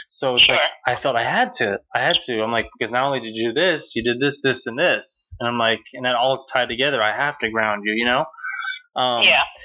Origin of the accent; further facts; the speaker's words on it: United States; growing up in America